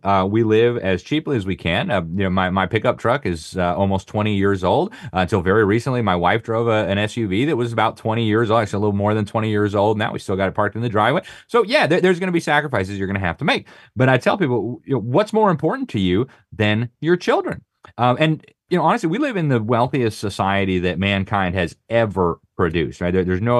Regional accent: Miami, Florida, United States; I'm from Miami, and we thought about living in Miami. I've been overseas all my life.

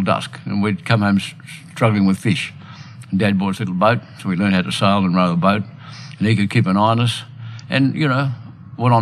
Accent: Sydney, New South Wales, Australia; also born or lived in Turramurra; I grew up in Sydney and on the harbour at Kirribilli.

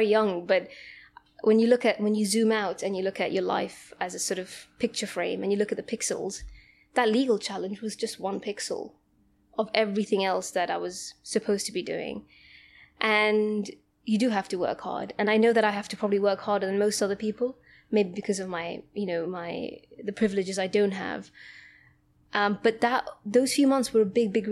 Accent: Gibraltar; now in United Kingdom; I'm from Gibraltar, some very tiny country south of Spain. And I had a very comfortable life there.

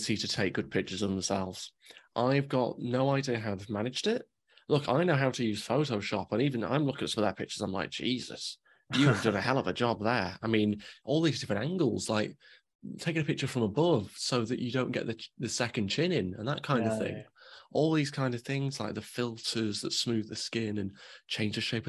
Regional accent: England, United Kingdom; I'm English.

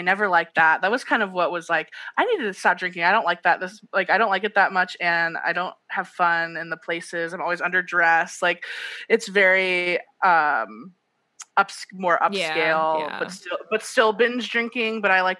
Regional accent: United States; I'm just American.

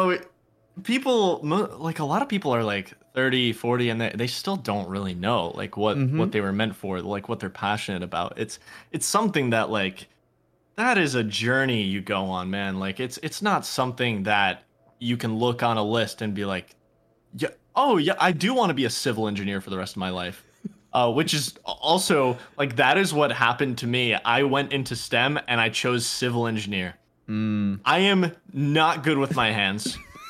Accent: Poland; born there; So I was born in Poland, and I've gone back there many summers. I also speak Polish fluently, and cool. I speak it at home.

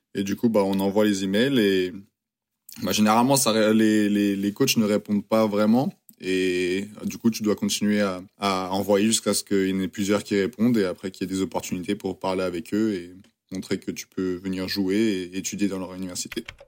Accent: France; accent: French; now in United States; mon accent est toujours très très français

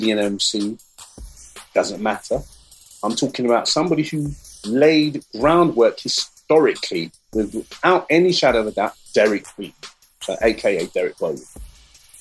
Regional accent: London, United Kingdom; So we came from the Brent area. I came from Wilson.

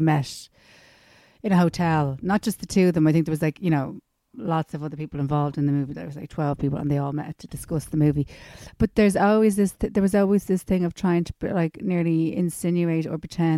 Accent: Ireland; we're Irish

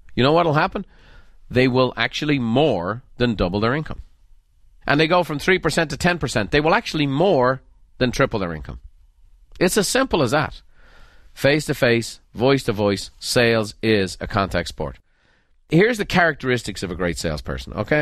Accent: Ireland; moved away; growing up in Ireland

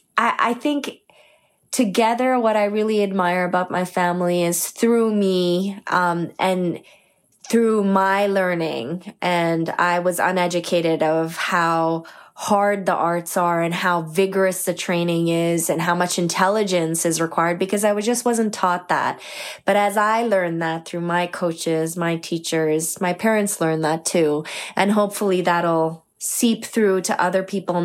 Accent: Toronto, Ontario, Canada; also born or lived in Markham, Ontario; I grew up in Scarborough, Ontario initially

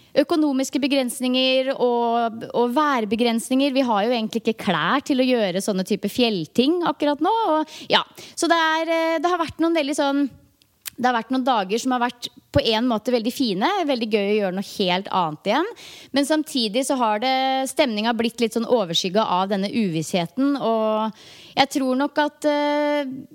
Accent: Norway; hjemme i Norge

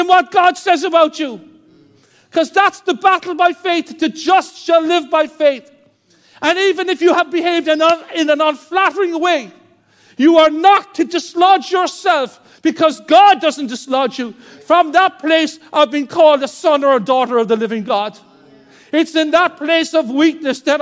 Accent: Ireland; As Irish people were so introverted

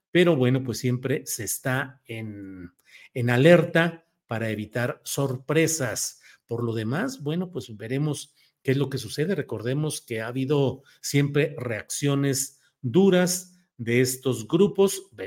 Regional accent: Torreón, Coahuila, Mexico; born or raised there; moved away; also born or lived in San Luis Potosí / Mexico City / Guadalajara

